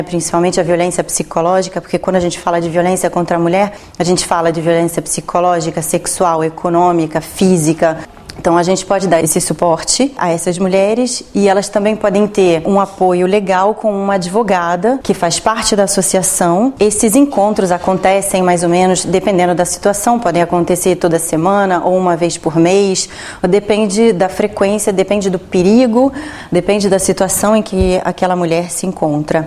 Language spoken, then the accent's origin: Portuguese; Rio de Janeiro, Brazil; now in Rome, Italy; eu falei que era é, do Brasil, do Rio de Janeiro